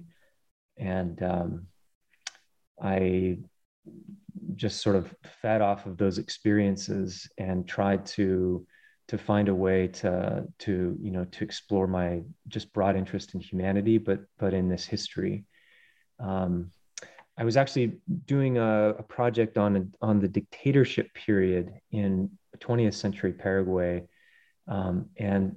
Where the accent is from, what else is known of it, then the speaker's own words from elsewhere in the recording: Colorado, United States; I grew up in mainly in Colorado on the plains and then spending lots of time in the Rockies